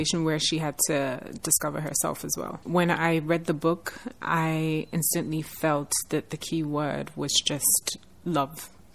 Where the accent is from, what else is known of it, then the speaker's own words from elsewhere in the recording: Nigeria; as a Nigerian